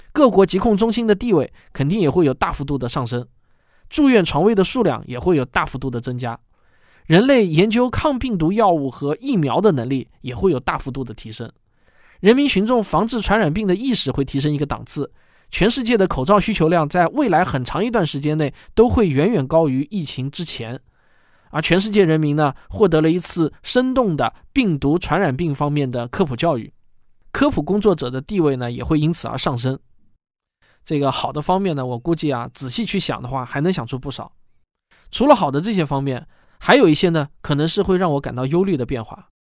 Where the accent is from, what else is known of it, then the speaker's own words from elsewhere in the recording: China; 这个我们中国人当然也是见证了历史